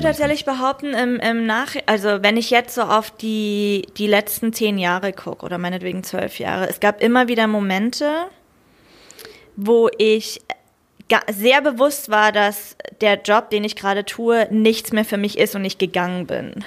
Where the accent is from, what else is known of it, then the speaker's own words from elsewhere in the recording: Germany; für mich als Deutsche